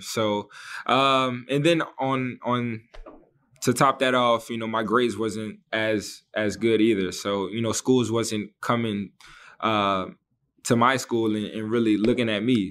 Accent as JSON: {"language": "English", "town": "New Orleans", "region": "Louisiana", "country": "United States", "tie": "born or raised there", "said": "my hometown in, uh, in New Orleans"}